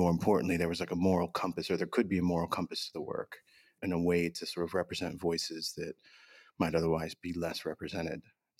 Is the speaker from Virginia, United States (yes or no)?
yes; Southern Virginia, United States; My family's Pakistani. I was born in Southern Virginia, right on the border with North Carolina.